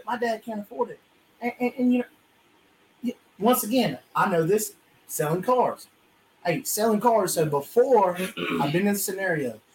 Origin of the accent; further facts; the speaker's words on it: South Georgia, United States; where we are down here in South Georgia, now where I'm from, I'm from, uh, I'm I'm from Edwards County